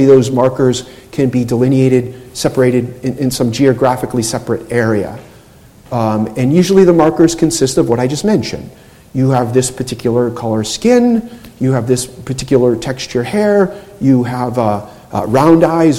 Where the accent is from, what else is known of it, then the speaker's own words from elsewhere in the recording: New England, United States; I'm from New England.